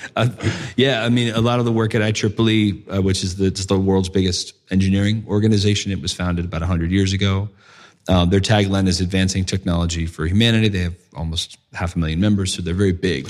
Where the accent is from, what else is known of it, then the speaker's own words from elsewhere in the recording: United States; moved away as an adult; also born or lived in London; I'm from the States